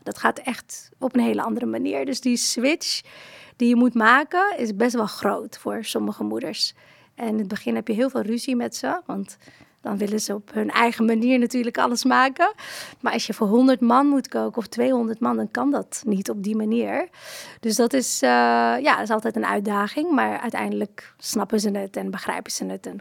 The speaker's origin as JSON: {"language": "Dutch", "country": "Morocco", "tie": "born or raised there", "moved": "yes", "lives_now": "Netherlands", "said": "Ik ben niet hier geboren, ik ben in Marokko geboren"}